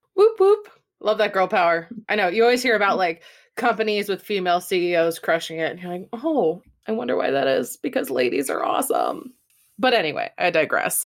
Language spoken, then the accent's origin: English; United States; as an American